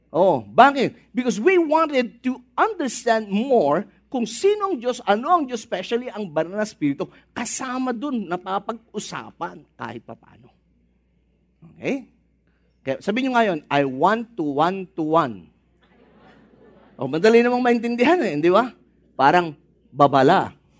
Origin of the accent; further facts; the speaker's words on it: Philippines; nating mga Pinoy